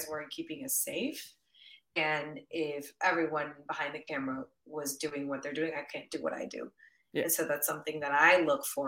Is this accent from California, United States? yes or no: yes; San Diego, California, United States; first language Spanish; also born or lived in Mexico City; now in Los Angeles, United States; I was born and raised in San Diego, California, but my parents are both from Mexico City